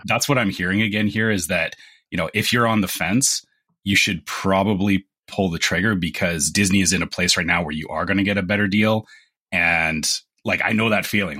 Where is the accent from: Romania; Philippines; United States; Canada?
Canada; I'm Canadian